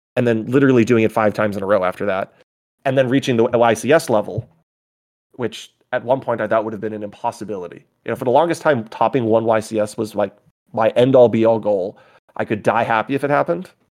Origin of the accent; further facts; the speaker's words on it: Massachusetts, United States; I'm from Massachusetts.